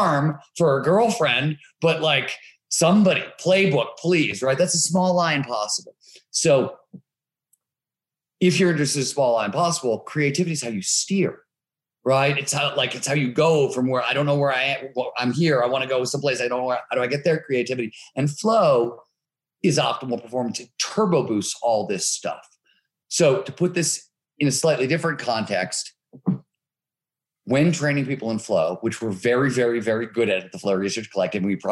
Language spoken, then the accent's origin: English; Cleveland, Ohio, United States; I grew up in Cleveland, Ohio, working class, blue collar steel mill town.